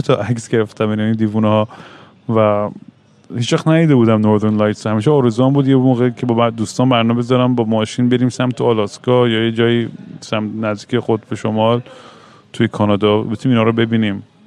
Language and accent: Persian; Iran; moved away; also born or lived in Vancouver; تو بچگیمون تو ایران